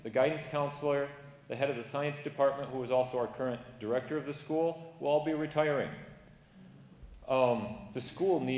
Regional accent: Kent City, Michigan, United States; moved away as an adult; now in Cameroon; I grew up here in Kent City.

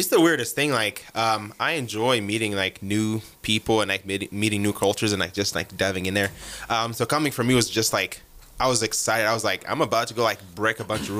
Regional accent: Uganda; accent: African; moved away as an adult; also born or lived in Texas Panhandle; now in United States; we speak English in Uganda, but it's, like, a very different, like, way of speaking. It's kind of, like, more... It's like a watered down British English. We don't have like the Jono accents and all

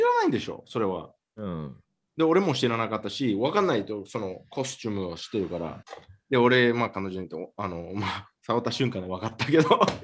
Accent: Miami, Florida, United States; マヤミで、俺の出身で

